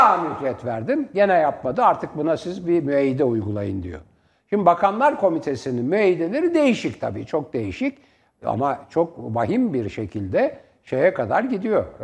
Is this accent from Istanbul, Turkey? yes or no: yes; Istanbul, Turkey; Ben tramvayla İstanbul'da büyüdüm. Yani bazen para yokken kapıya asılınır.